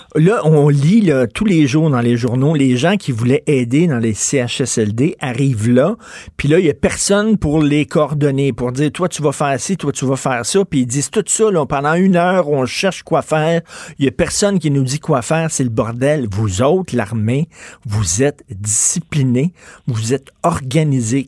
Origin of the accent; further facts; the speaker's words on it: Canada; je suis Canadien